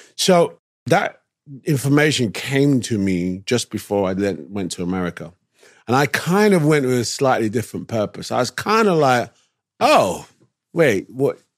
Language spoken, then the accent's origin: English; London, United Kingdom; born or raised there; moved away as an adult; also born or lived in New York, United States / Jersey City, United States / Brooklyn, United States